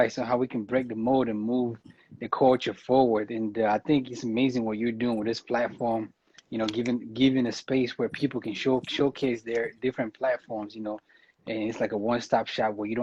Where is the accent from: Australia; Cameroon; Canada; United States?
Cameroon; I'm from Cameroon